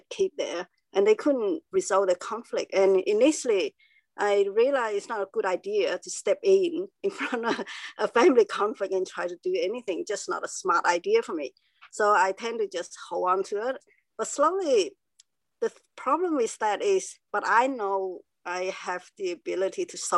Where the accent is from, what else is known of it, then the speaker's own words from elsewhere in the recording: Cambodia; now in Melbourne, Australia; I was born in Cambodia, and there's war